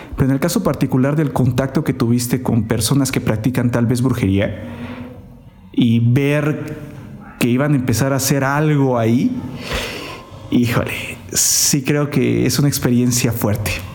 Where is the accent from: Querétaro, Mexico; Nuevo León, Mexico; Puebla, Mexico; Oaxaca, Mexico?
Oaxaca, Mexico; Somos de la misma ciudad